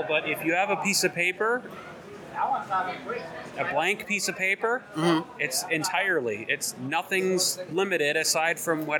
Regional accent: Southwick, Massachusetts, United States; I'm from Western. In fact, I'm from Southwick, Massachusetts.

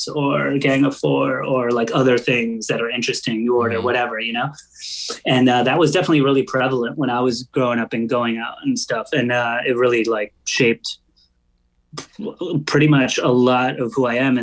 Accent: Long Island, New York, United States; I grew up on Long Island and that's, you know, an hour away from New York City

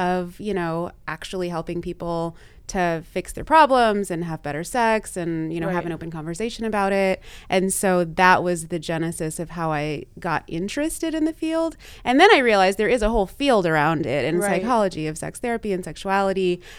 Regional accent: Texas, United States; also born or lived in Louisiana; Like, I grew up in the South in Texas and Louisiana.

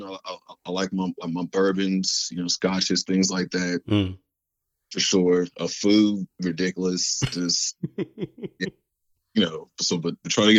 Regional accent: Florida, United States; also born or lived in Dallas / Ohio; now in Texas; I was born in Dallas, raised in Florida, spent some time in Ohio, and pretty much been in Texas since, 2004 or something.

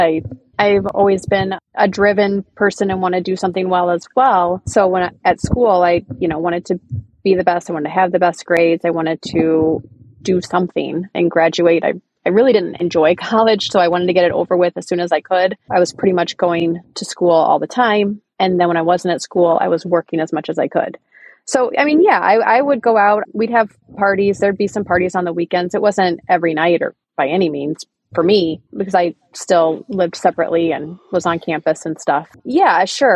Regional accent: central Illinois, United States; moved away as an adult; also born or lived in Green Bay, Wisconsin; now in Milwaukee, United States; I grew up in Illinois, central Illinois, actually about 45 minutes north of where I met Gary

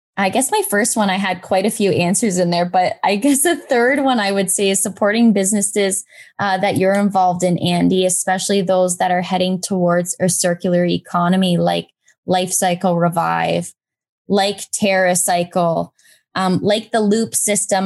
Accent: Brantford, Ontario, Canada; also born or lived in Waterloo; move to my hometown, back to Brantford

